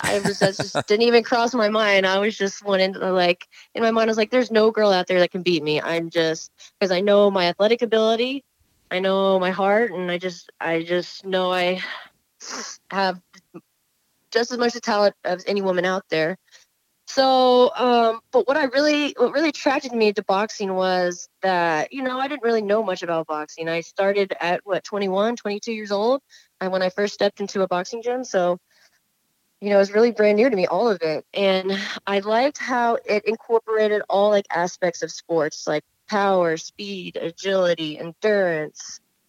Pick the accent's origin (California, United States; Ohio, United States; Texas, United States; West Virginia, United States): Texas, United States; Houston; we're both from Houston, and we actually trained out of the same gym for a little while.